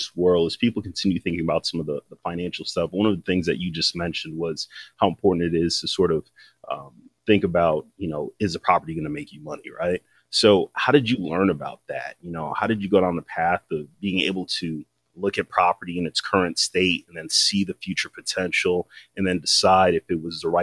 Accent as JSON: {"language": "English", "town": "Waterbury", "region": "Connecticut", "country": "United States", "tie": "born or raised there", "said": "That's my hometown"}